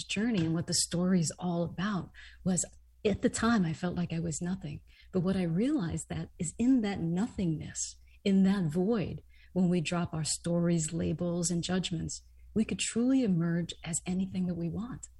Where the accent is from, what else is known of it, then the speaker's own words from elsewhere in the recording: New York City, New York, United States; also born or lived in Trinidad; I was actually born in Trinidad, which is an island in the Caribbean. And I moved to the United States when I was extremely young. And I grew up in New York City